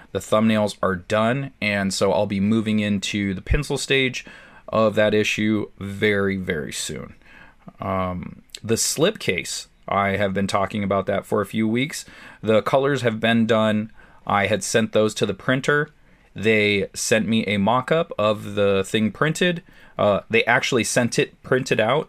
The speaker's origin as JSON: {"language": "English", "town": "San Diego", "region": "California", "country": "United States", "tie": "born or raised there", "said": "San Diego helped being in my hometown"}